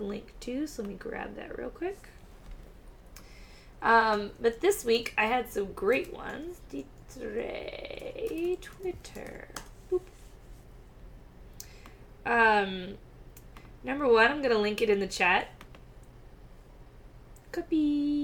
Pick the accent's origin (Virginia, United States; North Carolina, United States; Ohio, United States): Virginia, United States; now in California, United States; growing up in Virginia, the internment of the Japanese in camps was something we went over very briefly in school